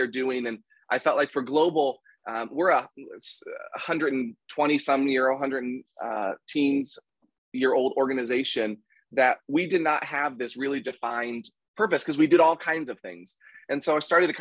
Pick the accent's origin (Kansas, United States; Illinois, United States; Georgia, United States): Kansas, United States; now in Anderson, Indiana, United States; I grew up in Kansas